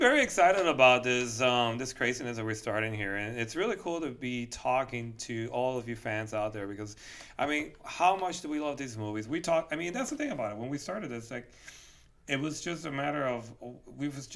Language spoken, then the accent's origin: English; Switzerland; also born or lived in Puerto Rico; now in Florida, United States; I was actually born in Puerto Rico, but I was raised in Switzerland.